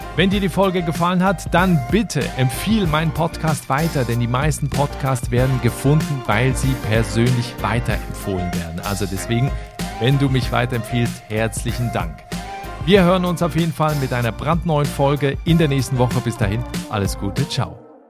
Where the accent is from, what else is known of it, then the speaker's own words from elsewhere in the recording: Switzerland; also born or lived in Germany; now in Ireland; ich bin ursprünglich aus der Schweiz